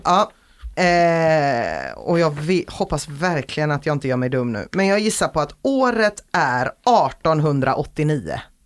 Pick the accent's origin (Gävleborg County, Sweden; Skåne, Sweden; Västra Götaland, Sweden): Västra Götaland, Sweden; Gothenburg; jag är göteborgare